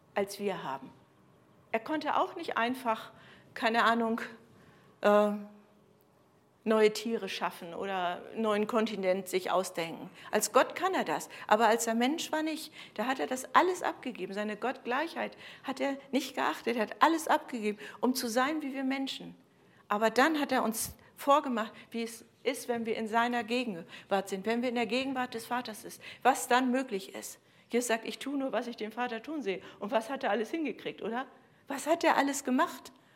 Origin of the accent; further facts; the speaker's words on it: Germany; bei uns in Deutschland